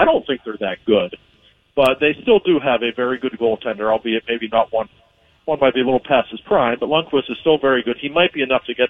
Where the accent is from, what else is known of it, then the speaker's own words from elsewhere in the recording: Pittsburgh, Pennsylvania, United States; I was born and raised in Pittsburgh